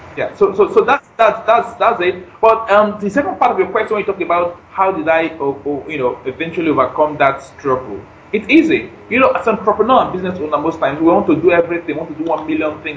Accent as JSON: {"language": "English", "country": "Nigeria", "moved": "as an adult", "lives_now": "United States", "said": "I'm in Nigerian, but I stay in the U.S."}